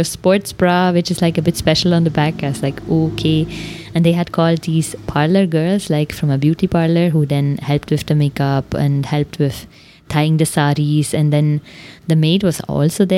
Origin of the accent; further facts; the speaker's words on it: Switzerland; accent: Swiss German; first language Swiss German; English is a second language; now in India; my native tongue, Swiss German